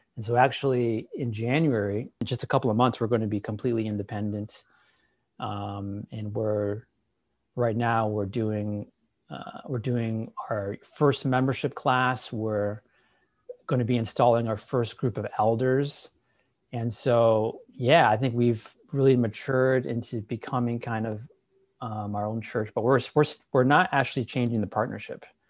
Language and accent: English; Wheaton, Illinois, United States; moved away as an adult; now in Walnut, California, United States; I grew up in Chicago, um, in Wheaton